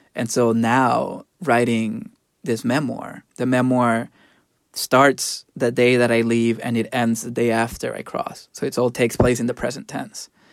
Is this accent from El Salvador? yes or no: yes; El Salvador; moved away; I grew up in El Salvador